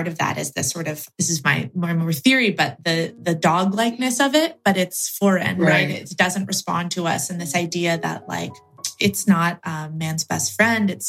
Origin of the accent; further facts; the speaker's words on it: Oregon, United States; my home state of Oregon